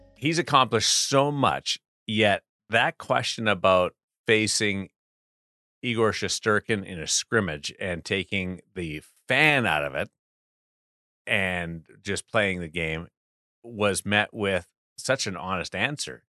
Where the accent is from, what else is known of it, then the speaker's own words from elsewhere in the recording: Brandon, Manitoba, Canada; growing up in Brandon